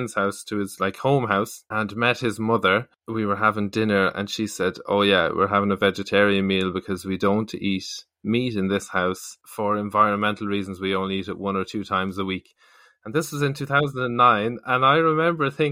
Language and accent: English; Galway, Connacht, Ireland; moved away as an adult; now in Dublin, Ireland; I'm from Galway and have been living in Dublin for the last few years